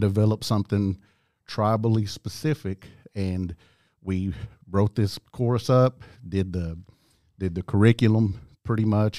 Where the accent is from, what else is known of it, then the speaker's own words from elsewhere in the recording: Tuskegee, Oklahoma, United States; also born or lived in Eufaula, Oklahoma; growing up in Tuskegee